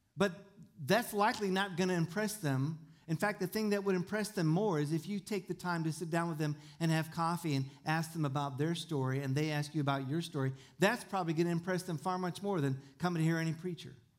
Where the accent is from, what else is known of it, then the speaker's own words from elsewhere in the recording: Tucson, Arizona, United States; I was born in Tucson and I was raised in the desert